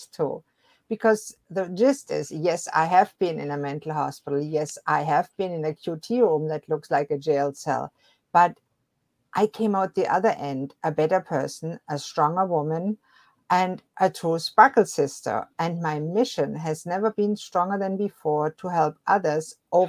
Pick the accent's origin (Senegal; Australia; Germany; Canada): Germany; moved away; I was born and raised in Germany